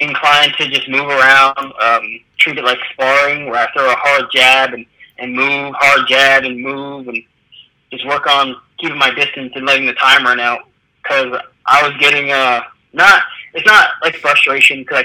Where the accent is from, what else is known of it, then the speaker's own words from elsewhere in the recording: New York, United States; moved away as an adult; now in Fort Lauderdale, United States; I'm from New York